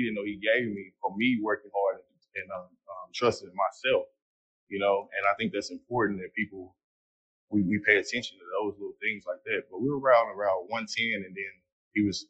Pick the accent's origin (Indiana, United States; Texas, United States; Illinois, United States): Texas, United States; Fort Worth; I'm from Fort Worth, Texas